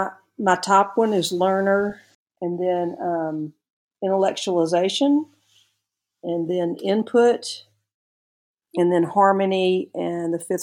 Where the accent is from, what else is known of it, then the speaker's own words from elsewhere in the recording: Birmingham, Alabama, United States; also born or lived in Tuscaloosa, Alabama; I'm originally from Birmingham, Alabama, and I attended the capstone known as the University of Alabama, and was there for 4 years.